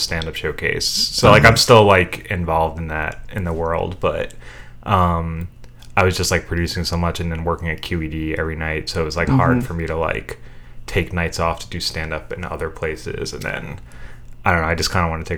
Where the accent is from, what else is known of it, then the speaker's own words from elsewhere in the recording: New York City, New York, United States; Little Neck, Queens